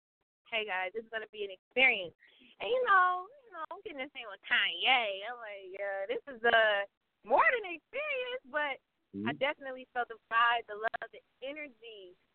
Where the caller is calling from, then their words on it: Ypsilanti, Michigan, United States; I'm calling from Ypsilanti, Michigan. Yeah, it's a tongue twister, but I'm not far from New York.